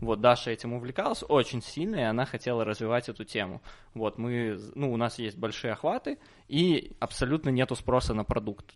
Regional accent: Minsk, Belarus; Я из Минска

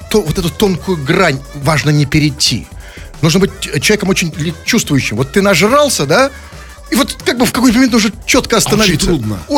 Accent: Saint Petersburg, Russia; я петербуржец в 100 500 там, поколении

